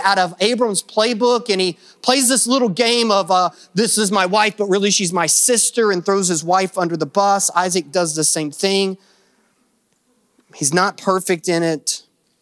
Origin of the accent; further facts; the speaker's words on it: Kentucky, United States; because I am from Kentucky